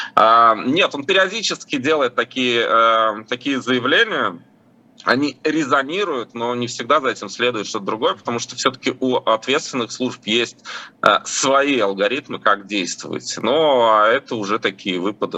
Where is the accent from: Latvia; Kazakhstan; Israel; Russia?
Latvia; я просто родился в Латвии, мои родители родились в Латвии